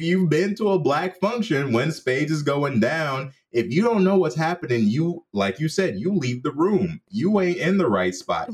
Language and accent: English; Jamaica; as a Jamaican